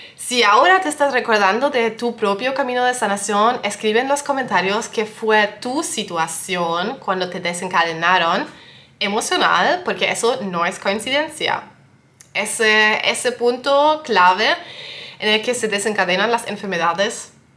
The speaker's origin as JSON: {"language": "Spanish", "country": "Germany", "also_born_or_lived": "western Germany", "said": "yo soy de Alemania"}